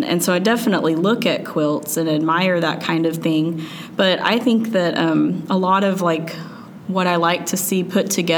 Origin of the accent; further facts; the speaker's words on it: Little Rock, Arkansas, United States; also born or lived in Illinois; I grew up in Little Rock, but kind of out in the country a little bit